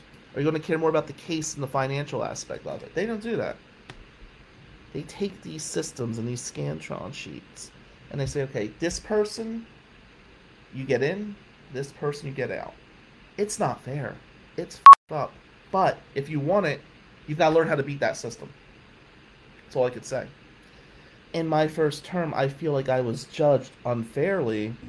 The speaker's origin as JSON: {"language": "English", "country": "United States", "tie": "born or raised there", "also_born_or_lived": "Lansing, Michigan", "moved": "as an adult", "said": "This was my hometown team."}